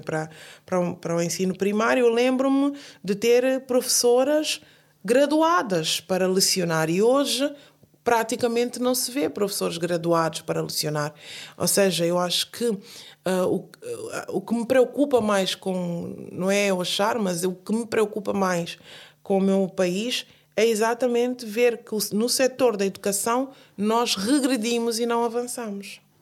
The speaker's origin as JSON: {"language": "Portuguese", "country": "Guinea-Bissau", "moved": "yes", "lives_now": "Portugal", "said": "no caso específico da minha Guiné"}